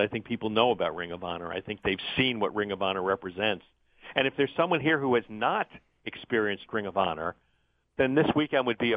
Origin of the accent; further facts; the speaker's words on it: New York area, United States; moved away as an adult; also born or lived in Florida; I grew up in the New York area